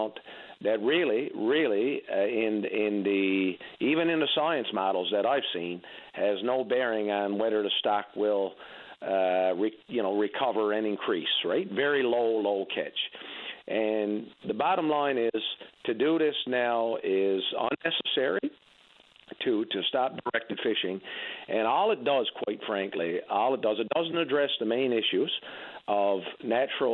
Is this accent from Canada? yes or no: yes; Labrador Straits, Newfoundland and Labrador, Canada; I grew up in the Labrador Straits